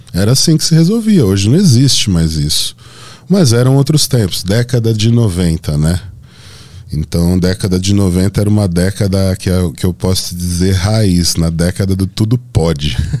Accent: Santo André, São Paulo, Brazil; Eu sou de Santo André, bairro Camilópolis

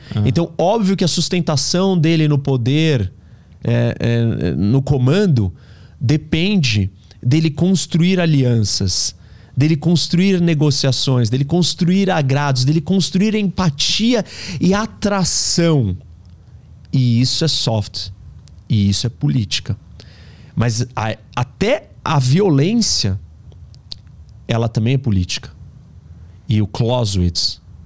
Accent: Brazil; Nós somos brasileiros

